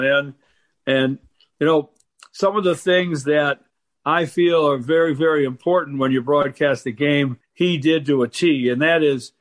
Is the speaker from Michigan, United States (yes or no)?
yes; Detroit, Michigan, United States; It's in my home state and the town where I was born